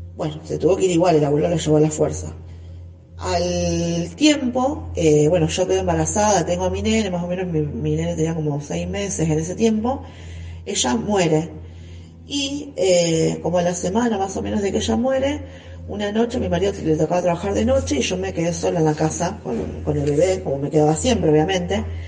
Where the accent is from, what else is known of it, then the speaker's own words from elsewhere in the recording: San Lorenzo, Argentina; soy de la ciudad de San Lorenzo